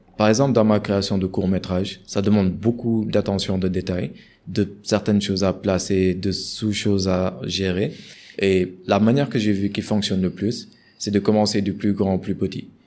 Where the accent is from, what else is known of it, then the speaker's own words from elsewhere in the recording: Senegal; en tant que Sénégalais